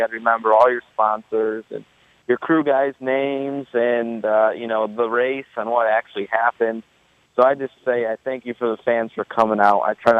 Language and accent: English; East Coast, United States; I'm from the East Coast, so it's a little different over there too than Pennsylvania or California or Ohio.